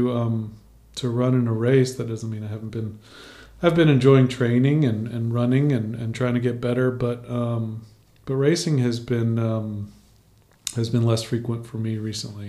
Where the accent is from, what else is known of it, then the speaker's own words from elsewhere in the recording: Baton Rouge, Louisiana, United States; I grew up in Baton Rouge